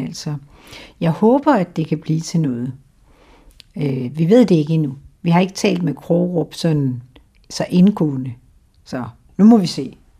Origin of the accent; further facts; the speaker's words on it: Randers, Central Denmark Region, Denmark; moved away as an adult; also born or lived in Aarhus; now in Humlebæk, Denmark; jeg er født i, i noget, der hedder Dronningborg, som ligger lige uden for Randers